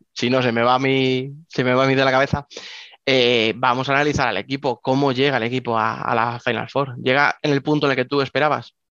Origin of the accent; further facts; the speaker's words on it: Spain; como españoles